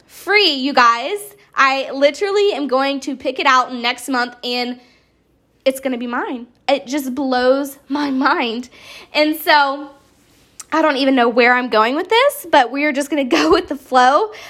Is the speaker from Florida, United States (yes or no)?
no; Charleston, South Carolina, United States; I am from Charleston, South Carolina